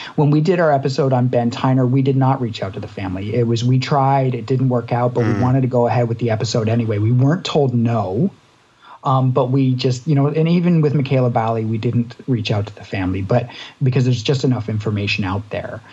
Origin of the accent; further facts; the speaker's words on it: Canada; quite close to home for someone in Canada.